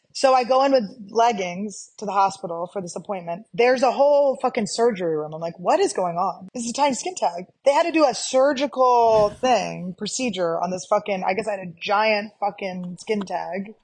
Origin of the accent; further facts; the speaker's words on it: United States; Americans are s, we're so disgusting